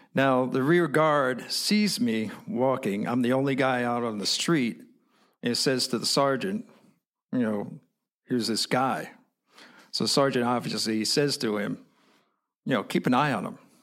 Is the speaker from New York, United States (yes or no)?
yes; New York, United States; I'm an American. So I say, New York